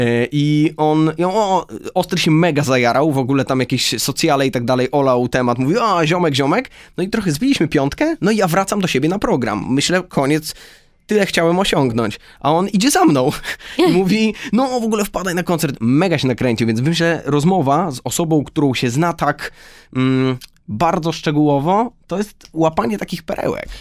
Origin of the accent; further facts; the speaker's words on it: Lublin, Lublin Voivodeship, Poland; moved away; my, e, oboje oryginalnie jesteśmy z Lublina